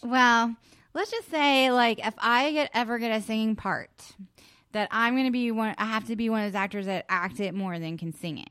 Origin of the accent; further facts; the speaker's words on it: West Virginia, United States; I was born in West Virginia